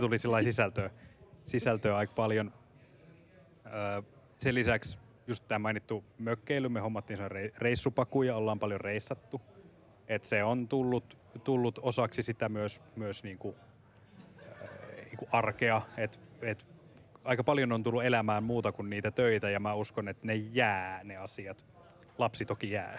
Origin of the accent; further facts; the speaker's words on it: Central Finland, Finland; now in Helsinki, Finland; Olen kotoisin Keski-Suomesta